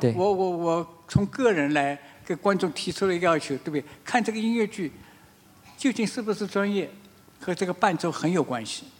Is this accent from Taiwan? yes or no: no; China; 和我们中国人是很不一样的